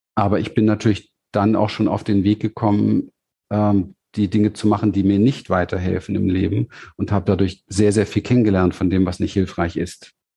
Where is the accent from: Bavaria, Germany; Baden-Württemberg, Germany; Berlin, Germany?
Berlin, Germany; ich bin ja aufgewachsen in Berlin im, im, im Hinterhof in Wedding